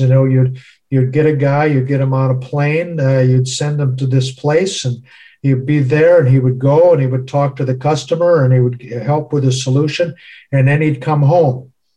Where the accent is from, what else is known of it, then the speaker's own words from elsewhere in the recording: United States; my home country, the United States